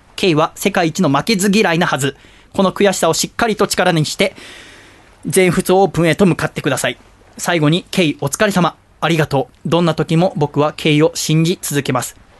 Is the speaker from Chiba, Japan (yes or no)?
no; Yokohama, Kanagawa, Japan; 私はね横浜生まれ横浜育ちだから